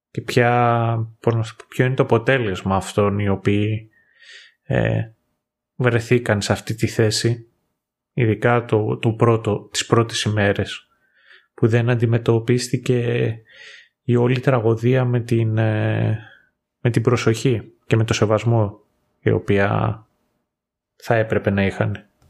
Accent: Greece; moved away as an adult; εγώ εκεί που μεγάλωσα είχαμε κατσίκες

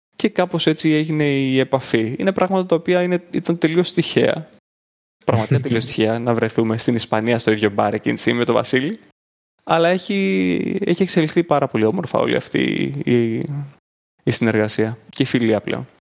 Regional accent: Greece; Του λέω από την Ελλάδα

